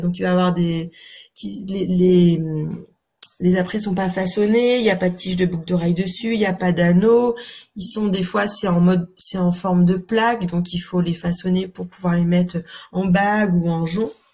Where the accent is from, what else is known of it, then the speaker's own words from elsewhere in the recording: Calvados, Normandy, France; moved away as an adult; also born or lived in Paris; now in Cotentin, France; je suis normande en fait euh, de naissance, hein, mais dans le Calvados